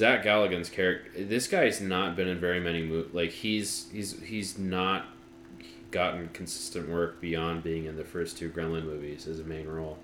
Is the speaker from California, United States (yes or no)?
yes; San Dimas, California, United States; It was San Dimas, California.